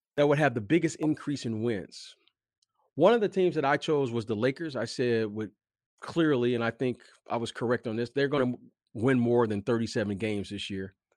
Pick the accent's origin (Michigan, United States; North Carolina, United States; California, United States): Michigan, United States; Detroit; moved away; also born or lived in Chicago; I am from Detroit. I did live in Chicago for many years